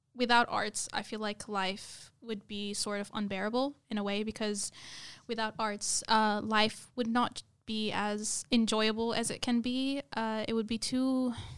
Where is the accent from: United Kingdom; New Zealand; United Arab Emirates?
United Arab Emirates; moved away as an adult; also born or lived in Lebanon; now in Australia; i basically lived in united arab emirates all my life which is very very different from australia and I was actually born there.